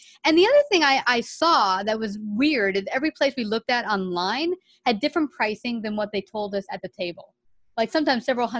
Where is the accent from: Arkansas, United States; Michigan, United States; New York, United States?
New York, United States; New York City; moved away as an adult; now in Houston, United States; we're from New York City